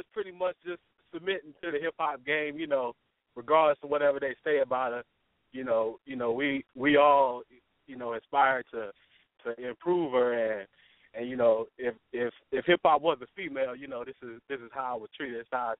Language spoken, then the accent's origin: English; East Coast, United States; You know, I grew up on the East Coast, but I've been I lived a lot of places.